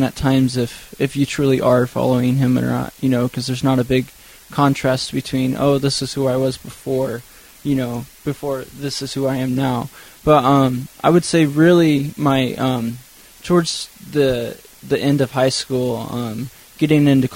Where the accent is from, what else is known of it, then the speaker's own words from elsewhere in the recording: Nampa, Idaho, United States; I grew up in around the Nampa area.